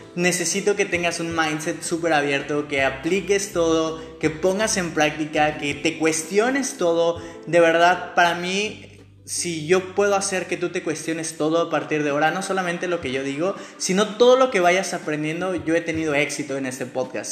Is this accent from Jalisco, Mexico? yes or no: no; Mexico City, Mexico; moved away as an adult; now in Mérida, Mexico; soy de Ciudad de México, nací en Ciudad de México. Hoy te estoy hablando desde mi casa en Mérida, estoy en Mérida, Yucatán